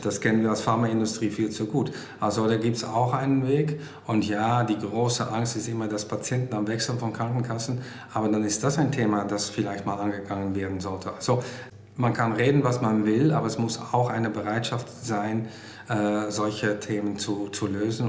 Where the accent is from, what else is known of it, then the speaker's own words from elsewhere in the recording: Netherlands; German is a second language; now in Germany; ich komme aus Holland